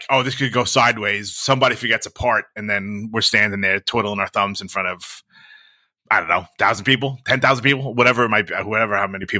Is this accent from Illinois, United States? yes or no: no; New York, United States; I always talk about folks with this, and it's different for being like a New Yorker and like a Northeasterner.